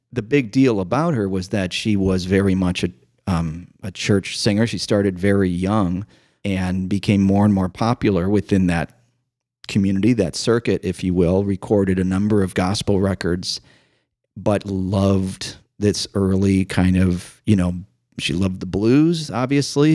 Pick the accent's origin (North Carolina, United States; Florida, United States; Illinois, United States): Illinois, United States; Chicago; growing up in Chicago